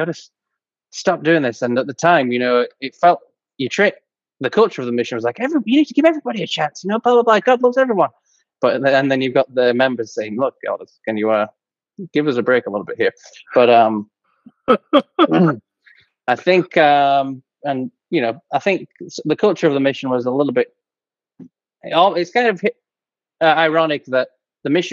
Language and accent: English; England, United Kingdom; moved away as an adult; now in Chilliwack, Canada; I'm from England, but I live in Canada now